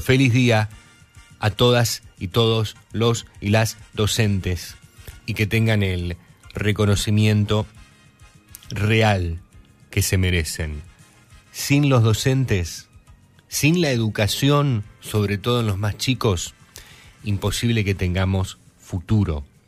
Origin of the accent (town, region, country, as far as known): Argentina